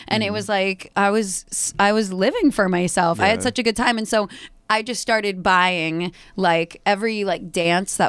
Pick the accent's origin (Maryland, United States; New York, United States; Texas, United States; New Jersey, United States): Texas, United States; Dallas; now in Chicago, United States; I'm from Dallas, Texas